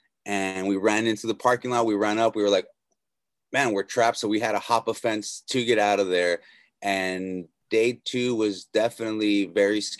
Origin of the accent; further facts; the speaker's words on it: Norwalk, California, United States; Yeah, I am from Los Angeles, born and raised in Norwalk.